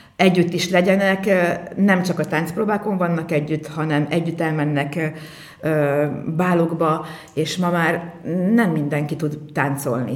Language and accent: Hungarian; Mórágy, Tolna, Hungary; now in Bonyhád, Hungary; egy Morágyi táncost hozott el Bonyhádra, tehát én így kerültem kerültem ide